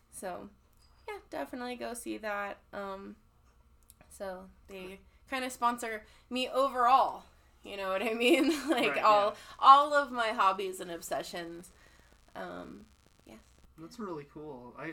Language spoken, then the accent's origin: English; California, United States; now in Colorado, United States; I've like I was saying, I'm from California, and yes. I moved out here, and we would go back every single summer.